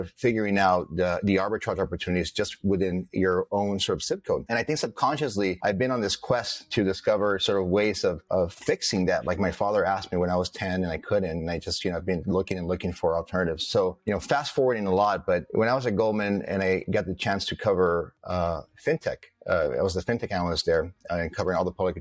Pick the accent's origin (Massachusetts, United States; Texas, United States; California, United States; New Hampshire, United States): California, United States; Los Angeles; my parents both immigrated to the US, and we grew up in Los Angeles